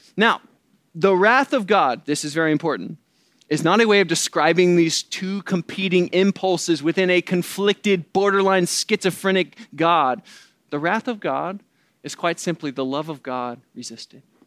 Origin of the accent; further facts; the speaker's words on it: the Bible Belt, the South, United States; moved away; I grew up in the Bible Belt